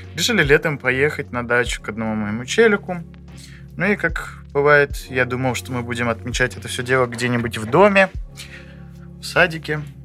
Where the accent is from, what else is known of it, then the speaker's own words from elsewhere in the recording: Saint Petersburg, Russia; я питерский